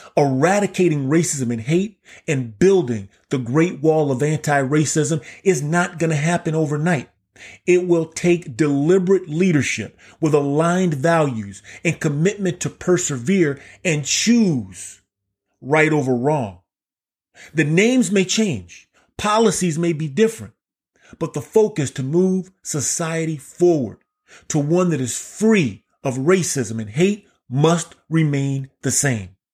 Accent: Key West, Florida, United States; I was born and raised in Key West, Florida.

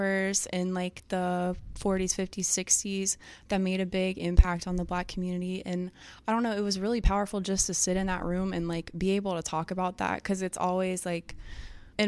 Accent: Baton Rouge, Louisiana, United States; I'm from Baton Rouge, Louisiana

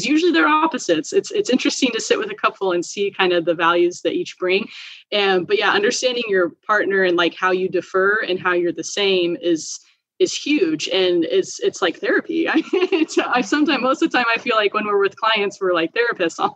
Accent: Oregon, United States; I'm from Oregon.

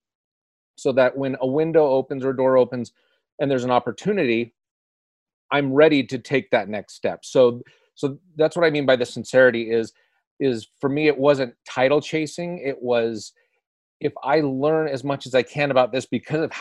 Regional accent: Southern California, United States; I grew up in Southern California, very close to Disneyland

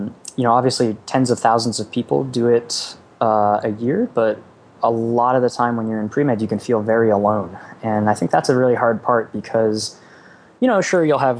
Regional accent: Boston, Massachusetts, United States; moved away as an adult; I grew up in Boston

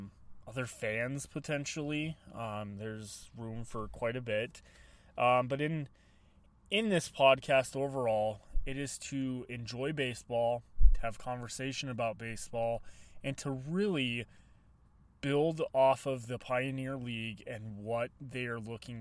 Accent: Colorado Springs, Colorado, United States; growing up in Colorado Springs, Colorado

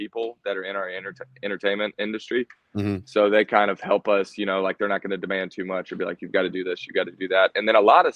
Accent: Savannah area, Georgia, United States; born or raised there; also born or lived in Texas

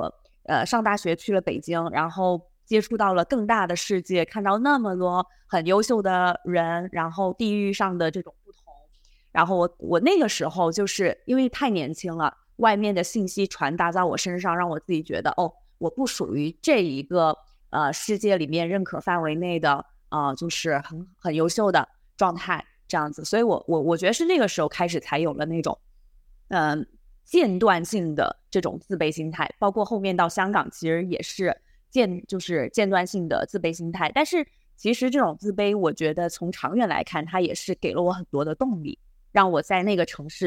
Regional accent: a small county town in Sichuan, China; moved away as an adult; also born or lived in Beijing; now in Hong Kong; 我是四川一个小县城的出生的

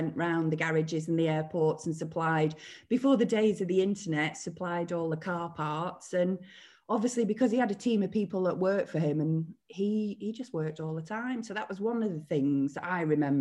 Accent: Billinge, North West England, United Kingdom; I was born in Billinge in Lancashire, near Wigan.

